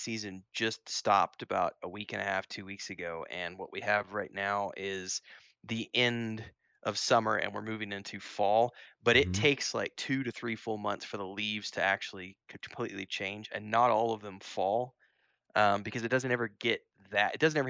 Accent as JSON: {"language": "English", "region": "Missouri", "country": "United States", "tie": "born or raised there", "said": "But I do miss fall because I grew up in Missouri, so yeah."}